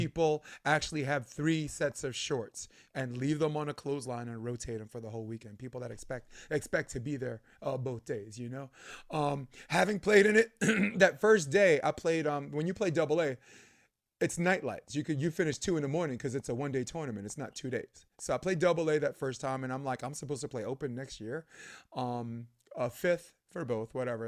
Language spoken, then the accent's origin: English; New York City, New York, United States; I'm from New York.